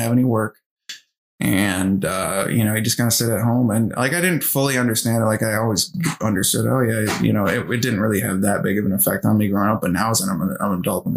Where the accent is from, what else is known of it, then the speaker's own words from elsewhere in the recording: Coon Rapids, Minnesota, United States; I grew up in Coon Rapids, Minnesota. It's a northern suburb of Minneapolis